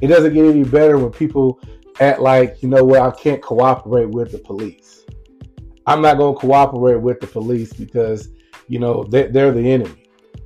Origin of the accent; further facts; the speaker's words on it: Lumberton, Mississippi, United States; my hometown of Lumberton, Mississippi